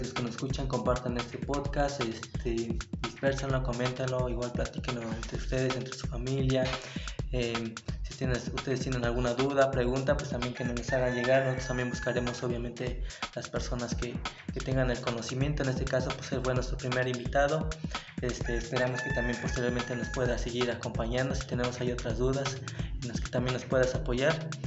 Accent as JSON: {"language": "Spanish", "country": "Mexico", "said": "nos hace falta nosotros como mexicanos"}